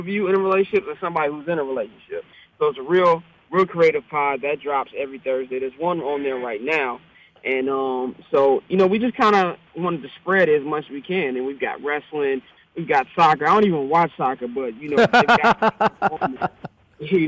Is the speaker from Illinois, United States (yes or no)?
yes; Chicago, Illinois, United States; moved away as an adult; now in Los Angeles, United States; I'm from the South Side